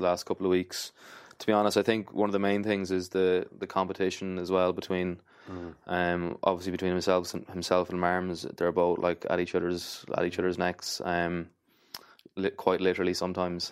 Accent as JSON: {"language": "English", "town": "Athlone", "region": "Leinster", "country": "Ireland", "said": "I'm from Athlone"}